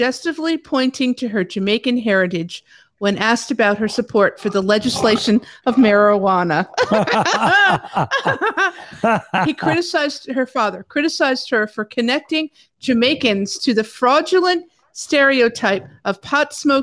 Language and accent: English; Sicily, Italy; now in United States; I was born in Sicily, but I'm an American because I became a citizen